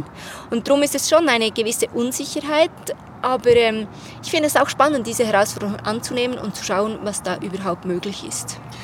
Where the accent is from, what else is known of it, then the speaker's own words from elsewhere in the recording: Switzerland; ich bin aus der Schweiz